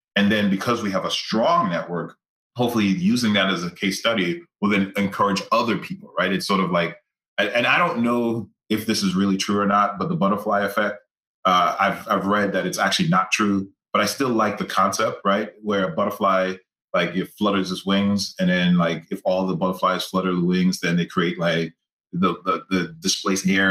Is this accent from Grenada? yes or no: yes; Grenada; growing up in Grenada, like I grew up in a village